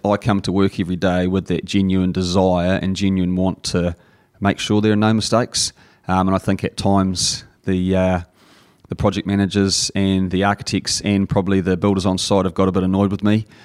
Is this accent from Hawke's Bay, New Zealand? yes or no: yes; Napier, Hawke's Bay, New Zealand; I grew up in Napier